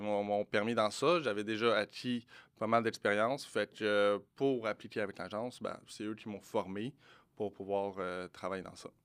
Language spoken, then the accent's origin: French; Morocco; je suis marocain